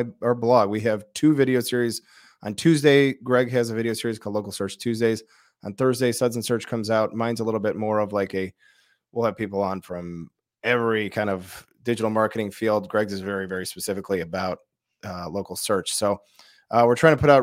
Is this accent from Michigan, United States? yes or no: yes; Detroit, Michigan, United States; moved away; also born or lived in Chicago; I grew up in Detroit